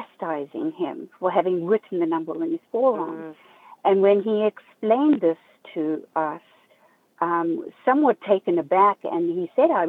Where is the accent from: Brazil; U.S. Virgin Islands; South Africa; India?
South Africa; also born or lived in Zimbabwe; now in Southeast Florida, United States; I grew up in South Africa, although I was born in Zimbabwe.